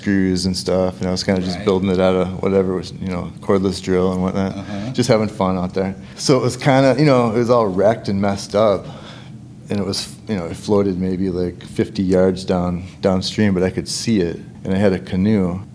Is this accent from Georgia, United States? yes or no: no; Winona, Minnesota, United States; I'm from here. I'm from Winona.